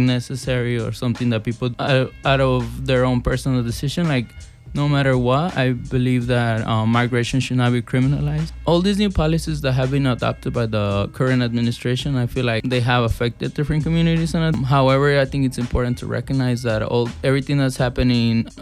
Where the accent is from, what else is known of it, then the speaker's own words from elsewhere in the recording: Chicago, Illinois, United States; also born or lived in Mexico / Back of the Yards, Chicago; I grew up, when I came from Mexico, I grew up in Gage Park neighborhood, and I live now in Little Village